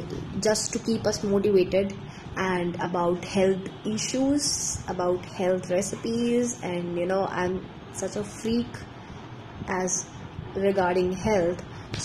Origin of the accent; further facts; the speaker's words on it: India; I'm from India